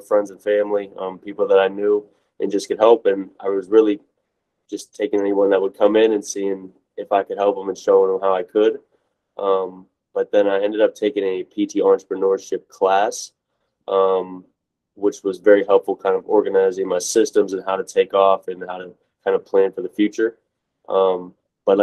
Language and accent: English; Steubenville, Ohio, United States; moved away as an adult; also born or lived in Kent, Ohio; now in Tampa, United States; I'm actually from Steubenville, Ohio